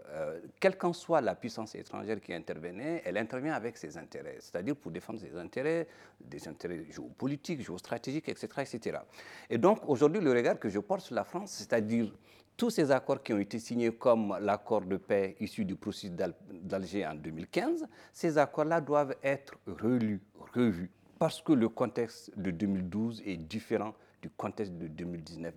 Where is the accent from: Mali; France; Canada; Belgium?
Mali; je suis un Malien